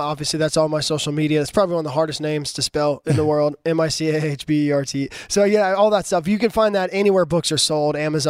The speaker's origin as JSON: {"language": "English", "area": "Cajun", "region": "Louisiana", "country": "United States", "said": "I'm a Cajun."}